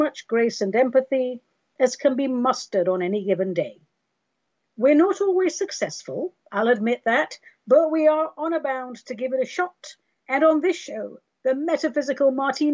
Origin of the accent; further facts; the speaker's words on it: Oregon, United States; I'm greeting you today from Oregon, my home state, which is on fire